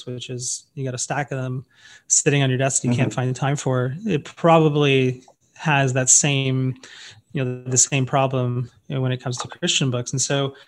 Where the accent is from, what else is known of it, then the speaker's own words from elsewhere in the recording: Oakville, Ontario, Canada; moved away as an adult; now in San Antonio, United States; I was living in Toronto, Ontario, actually a town just outside of it called Oakville